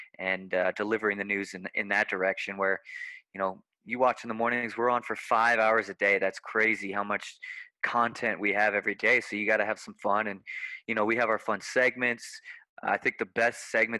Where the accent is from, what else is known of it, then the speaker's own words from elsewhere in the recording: Fort Collins, Colorado, United States; now in Denver, United States; Growing up here, and I grew up in Fort Collins, so up the road a little bit.